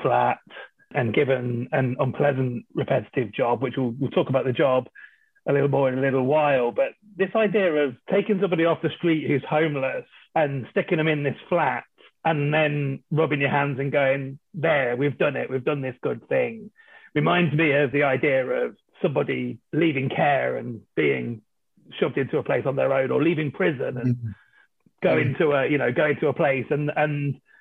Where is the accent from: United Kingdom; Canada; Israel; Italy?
United Kingdom; England; I am English